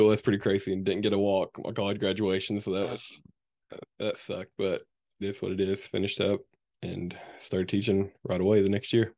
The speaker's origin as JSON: {"language": "English", "town": "Morehead", "region": "Kentucky", "country": "United States", "tie": "born or raised there", "said": "I grew up right here in Moorhead, Kentucky"}